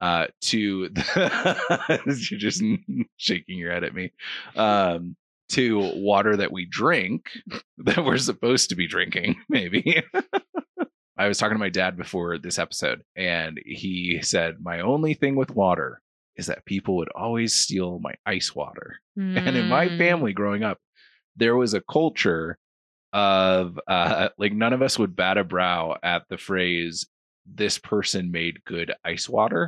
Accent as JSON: {"language": "English", "region": "Illinois", "country": "United States", "tie": "born or raised there", "moved": "yes", "said": "I grew up in Illinois, and the tap water wasn't great"}